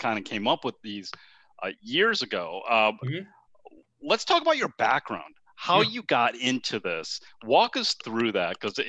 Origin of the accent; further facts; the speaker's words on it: Northeast, United States; now in California, United States; I'm from the Northeast.